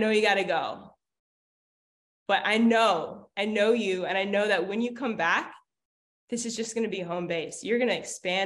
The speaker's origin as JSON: {"language": "English", "region": "Hawaii", "country": "United States", "said": "I'm from Hawaii"}